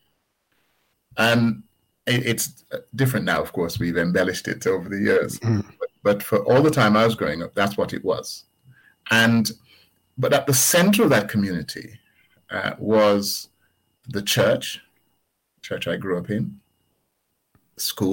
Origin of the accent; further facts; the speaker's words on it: Jamaica; also born or lived in Birmingham, United Kingdom; now in United Kingdom; I was born in Jamaica whilst Jamaica was still a colony of the United Kingdom.